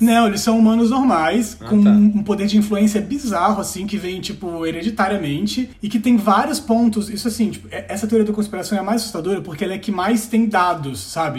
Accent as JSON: {"language": "Portuguese", "region": "Espírito Santo", "country": "Brazil", "also_born_or_lived": "Varginha, Minas Gerais", "said": "eu sou capixaba e a gente é um povo muito desconfiado"}